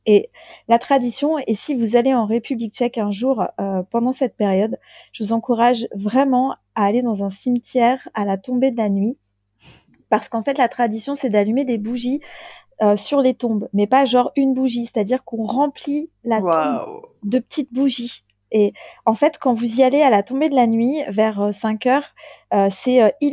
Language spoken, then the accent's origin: French; France; alors, avec mon petit accent de française, donc nous, on